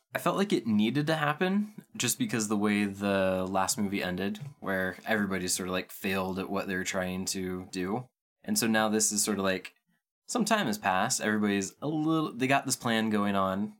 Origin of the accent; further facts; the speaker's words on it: Pacific Northwest, United States; I'm from the Pacific Northwest, so is my wife